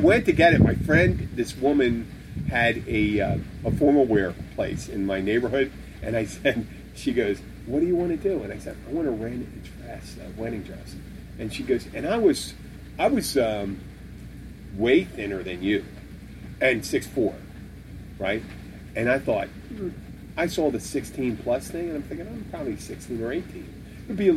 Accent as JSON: {"language": "English", "town": "Philadelphia", "region": "Pennsylvania", "country": "United States", "moved": "yes", "lives_now": "Florida, United States", "said": "I'm from Pennsylvania"}